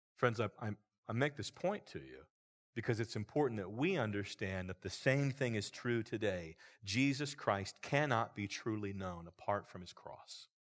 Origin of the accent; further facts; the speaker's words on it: Roanoke Valley, Virginia, United States; I grew up in a church here in the Roanoke Valley